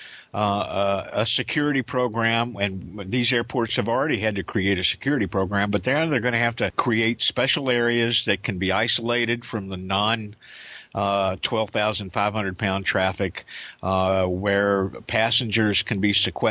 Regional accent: Indiana, United States; now in Kansas, United States; In my hometown in Indiana, Clark Regional, Juliet Victor Yankee, and right across the river, Bowman Field.

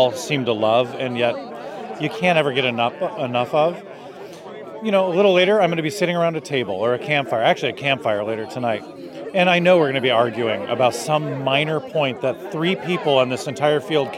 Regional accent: Chicago, Illinois, United States; Chicago, or just outside.

